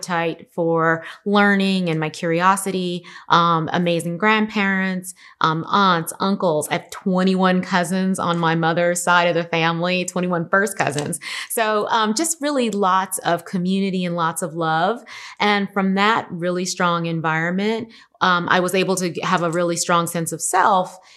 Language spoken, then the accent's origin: English; Los Angeles, California, United States; I grew up in South Central Los Angeles, which has now been rebranded South